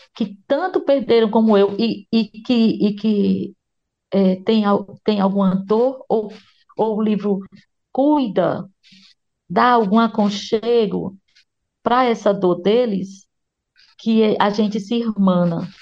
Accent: Ceará, Brazil; Eu sou nordestina, sou do Ceará, moro em Fortaleza

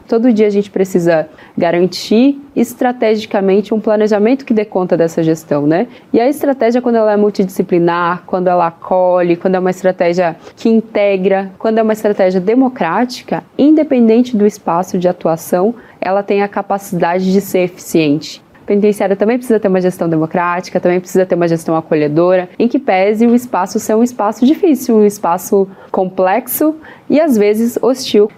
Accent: interior of Paraná, Brazil; now in Brasília, Brazil; Nasci de família muito pobre, sou paranaense, nasci no interior do Paraná

